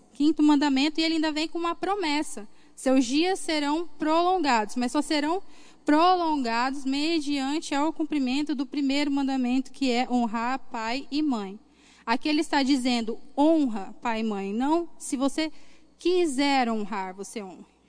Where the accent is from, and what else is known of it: Cuiabá, Mato Grosso, Brazil; born or raised there